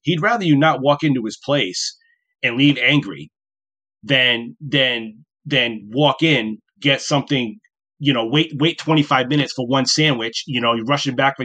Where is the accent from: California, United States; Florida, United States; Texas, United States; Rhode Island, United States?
Rhode Island, United States; Woonsocket; moved away; my hometown of Woonsocket, Rhode Island, where I grew up